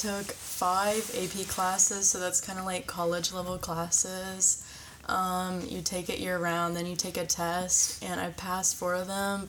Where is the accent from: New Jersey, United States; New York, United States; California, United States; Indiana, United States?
Indiana, United States; Greensburg; I was born and raised in Greensburg, Indiana, and I went to St. Mary's Greensburg.